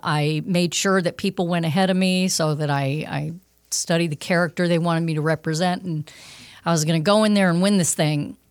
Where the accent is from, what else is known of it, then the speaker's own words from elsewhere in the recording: Los Angeles, California, United States; also born or lived in Fairfield, Connecticut; moved me out west, uh, for career reasons, um, to Los Angeles